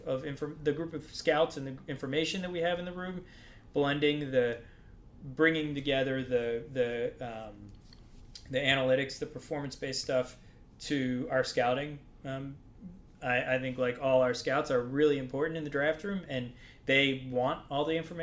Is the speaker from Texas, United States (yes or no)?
no; Baltimore, Maryland, United States; moved away; I'm from Baltimore